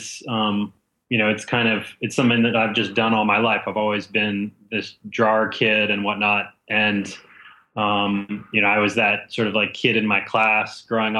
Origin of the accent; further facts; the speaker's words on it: Boston, Massachusetts, United States; I grew up in Boston